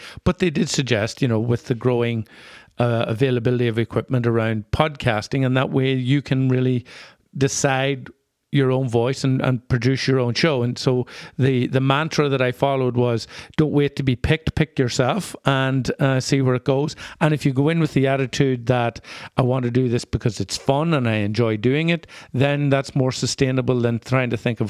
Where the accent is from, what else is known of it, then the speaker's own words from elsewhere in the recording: Ireland; now in Minneapolis, United States; being Irish in the Twin Cities is still a little bit of a novelty, and there is a line there that can be crossed, or you can hover close to with an accent that you probably couldn't somewhere else